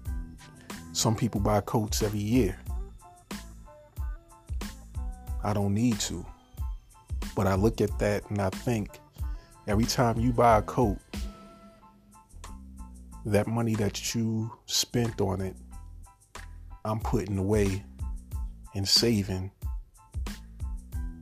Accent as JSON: {"language": "English", "region": "New York", "country": "United States", "moved": "as an adult", "lives_now": "Virginia, United States", "said": "I'm from New York And when I purchased it, I lived in New York at that time. And then when I moved to Virginia"}